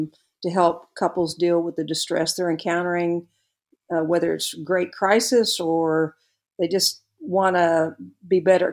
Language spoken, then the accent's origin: English; Birmingham, Alabama, United States; also born or lived in Tuscaloosa, Alabama; I'm originally from Birmingham, Alabama, and I attended the capstone known as the University of Alabama, and was there for 4 years.